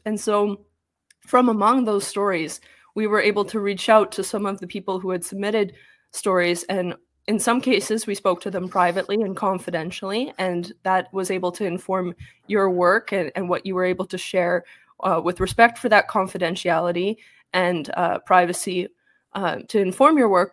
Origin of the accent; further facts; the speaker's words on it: same province as Jordan Peterson, Alberta, Canada; I'm even from the same province as Jordan Peterson.